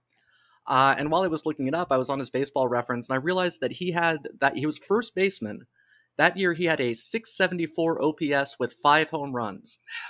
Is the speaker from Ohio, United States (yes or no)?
yes; Dayton, Ohio, United States; I grew up in Dayton, Ohio, now the home of the Dayton Dragons, longest sellout streak in professional sports.